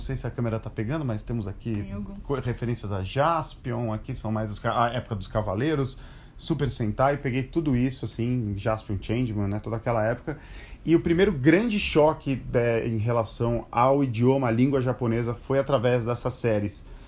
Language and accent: Portuguese; Brazil; moved away as an adult; also born or lived in Japan; eu sou brasileiro e, de repente, eu me vi inserido no universo japonês